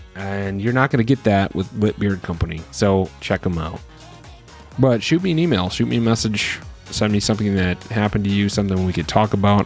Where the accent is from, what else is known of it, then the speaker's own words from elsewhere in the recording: Wisconsin, United States; my home state of Wisconsin